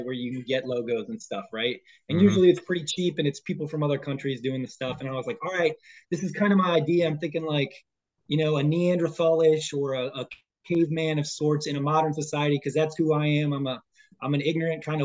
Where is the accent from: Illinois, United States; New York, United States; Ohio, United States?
Ohio, United States; Toledo; moved away as an adult; my hometown of Toledo